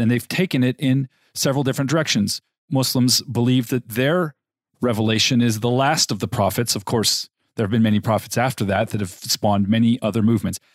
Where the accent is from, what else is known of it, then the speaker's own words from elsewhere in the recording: Loma Linda, California, United States; I was born in Loma Linda, California, and raised in the Seventh-day Adventist Church community